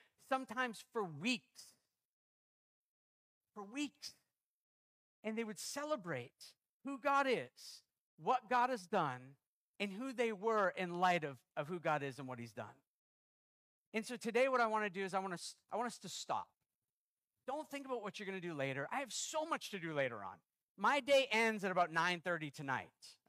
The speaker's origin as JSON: {"language": "English", "country": "Canada", "also_born_or_lived": "United States", "said": "I'm American and Canadian"}